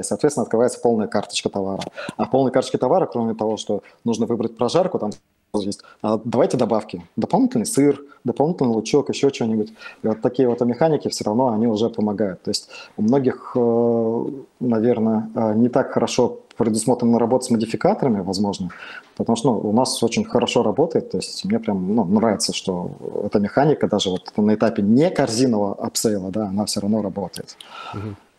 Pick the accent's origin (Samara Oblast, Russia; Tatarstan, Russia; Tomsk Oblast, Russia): Tomsk Oblast, Russia; Tomsk; я сам из Томска